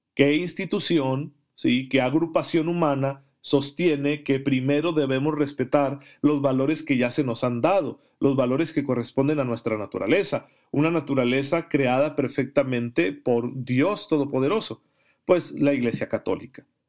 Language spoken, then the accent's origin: Spanish; Mexico; somos católicos mexicanos